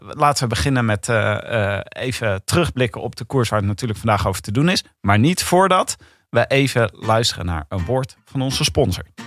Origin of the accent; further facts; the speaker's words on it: Leiden, South Holland, Netherlands; Ik kan die R sowieso niet doen. Ik kom uit Leiden.